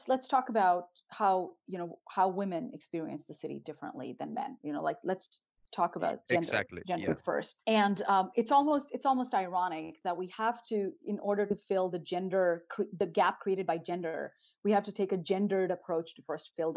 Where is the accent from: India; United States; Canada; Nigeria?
India; northern India; moved away; growing up in Northern India